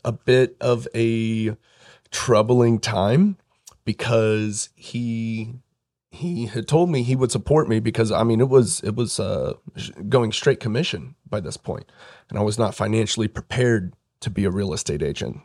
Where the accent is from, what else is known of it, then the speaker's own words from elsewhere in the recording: Pittsboro, Indiana, United States; I grew up in Hendricks County, Pittsboro, um, was there for a while before I moved downtown.